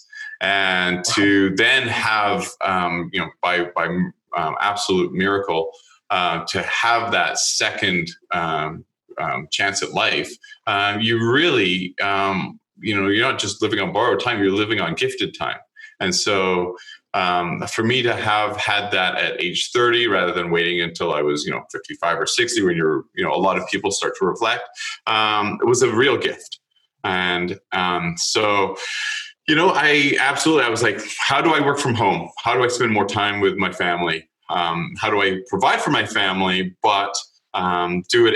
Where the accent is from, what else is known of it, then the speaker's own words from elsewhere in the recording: Canada; I'm Canadian